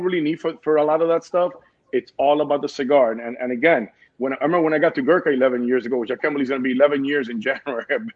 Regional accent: Cuba; moved away; also born or lived in New Jersey, United States; I'm Cuban. I was raised in Jersey for 4 years, and my grandpa raised me with my mother and my grandma

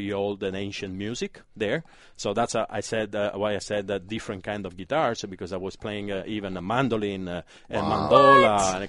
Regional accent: Palermo, Sicily, Italy; moved away as an adult; also born or lived in Paris / Miami; Was born and raised in Sicily, in Palermo.

